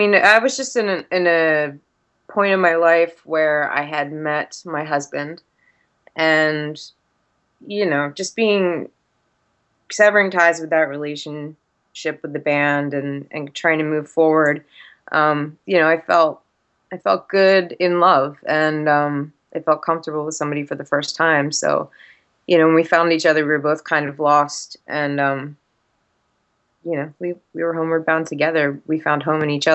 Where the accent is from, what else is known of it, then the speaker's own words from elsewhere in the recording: New Jersey, United States; moved away; also born or lived in Orlando / Atlanta; growing up in South Jersey